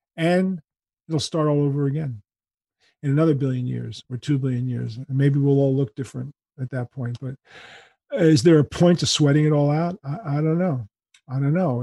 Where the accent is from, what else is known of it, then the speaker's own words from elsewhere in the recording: New York City, New York, United States; I was born in Manhattan